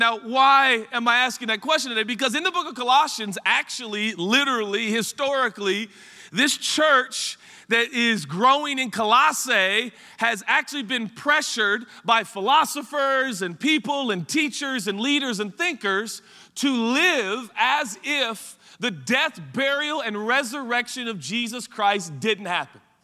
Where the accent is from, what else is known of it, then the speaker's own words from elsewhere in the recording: Portland, Oregon, United States; I grew up in Portland, Oregon